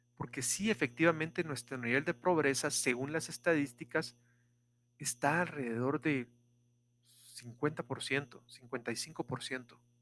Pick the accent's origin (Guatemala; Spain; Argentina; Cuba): Guatemala; Esta es la ubicación de Guatemala. Somos el primer país después de la frontera